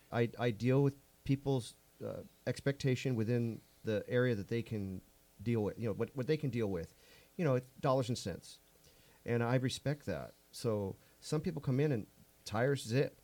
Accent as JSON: {"language": "English", "town": "South Gate", "region": "California", "country": "United States", "tie": "born or raised there", "said": "I grew up in Southgate"}